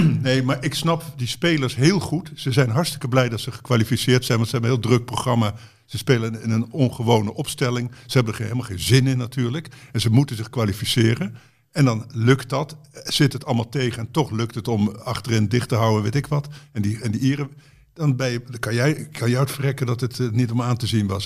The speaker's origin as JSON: {"language": "Dutch", "area": "Betuwe", "region": "Gelderland", "country": "Netherlands", "tie": "born or raised there", "moved": "yes", "said": "ik kwam uit de Betuwe"}